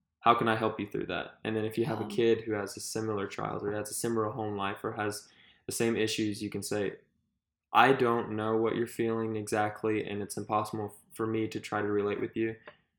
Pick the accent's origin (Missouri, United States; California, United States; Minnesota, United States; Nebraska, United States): Missouri, United States; we came from Missouri